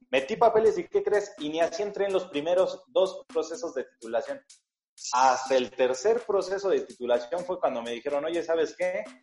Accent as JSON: {"language": "Spanish", "region": "Mexico City", "country": "Mexico", "tie": "born or raised there", "said": "la Ciudad de México, que es mi ciudad natal"}